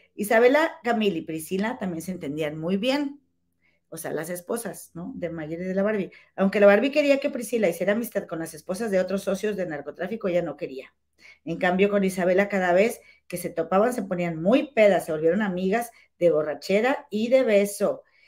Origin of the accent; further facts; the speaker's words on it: Monterrey, Nuevo León, Mexico; moved away as an adult; now in Chicago, United States; Aquí en Chicago, la verdad, he, sido más mexicana que en México